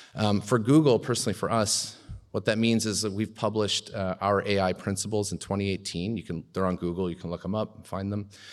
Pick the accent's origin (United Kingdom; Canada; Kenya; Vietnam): Canada; as a Canadian